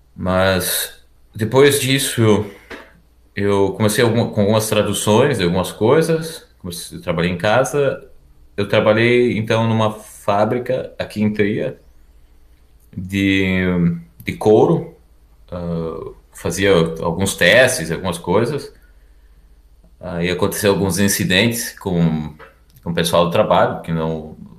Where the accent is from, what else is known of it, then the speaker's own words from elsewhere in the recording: Erechim, Rio Grande do Sul, Brazil; moved away as an adult; also born or lived in Porto Alegre; now in Germany; Eu sou do norte do Rio Grande do Sul. Ah, uma cidade chamada Erechim